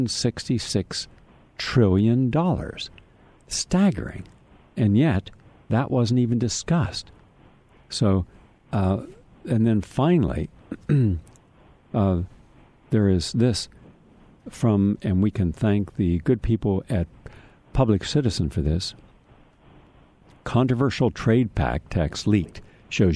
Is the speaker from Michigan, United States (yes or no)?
no; Parkersburg, West Virginia, United States; I grew up in Parkersburg